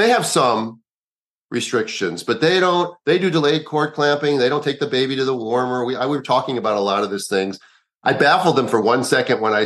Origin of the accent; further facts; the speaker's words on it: Minneapolis, Minnesota, United States; moved away; also born or lived in Kanab, Utah / Chicago; He was my little cousin when I was growing up in Minneapolis